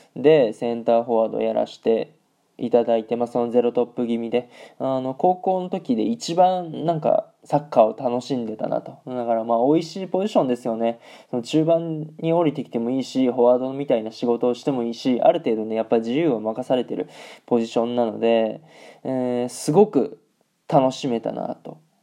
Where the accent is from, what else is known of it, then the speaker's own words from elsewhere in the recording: Aichi, Japan; moved away as an adult; now in Germany; 僕、あの、愛知県出身で、名古屋グランパスのね、下部組織に所属してま